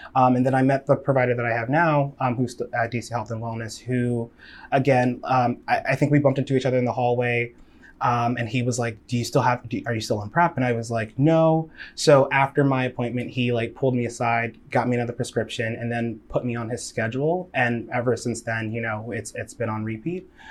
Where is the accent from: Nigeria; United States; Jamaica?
Nigeria; I'm Nigerian.